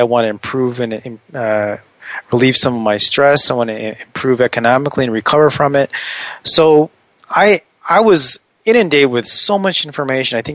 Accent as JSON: {"language": "English", "town": "Washington", "region": "District of Columbia", "country": "United States", "said": "I'm from the Washington, D.C. area."}